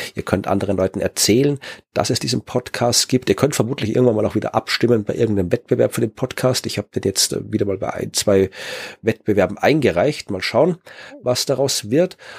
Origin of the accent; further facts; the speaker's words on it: Wachau, Lower Austria, Austria; moved away; meiner Heimat der Wachau